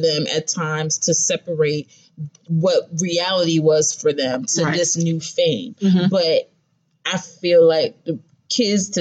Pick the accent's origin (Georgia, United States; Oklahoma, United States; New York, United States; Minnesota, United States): New York, United States; I remember growing up, you know, I'm from New York